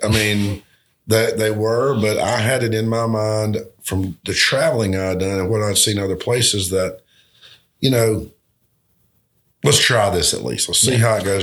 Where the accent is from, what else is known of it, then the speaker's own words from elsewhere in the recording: Albany, United States; my hometown